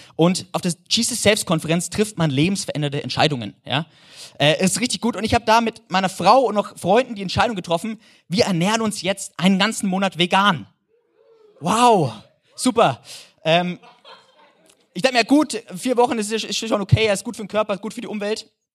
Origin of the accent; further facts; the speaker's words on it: Germany; als Deutscher